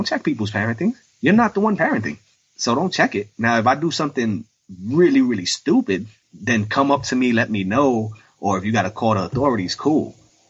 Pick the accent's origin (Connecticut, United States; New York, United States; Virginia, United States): New York, United States; New York City; even though I'm 39. They'll look at me and be like, no way you used to fight these bullies off. That's all I did. Like, I grew up in the South Bronx.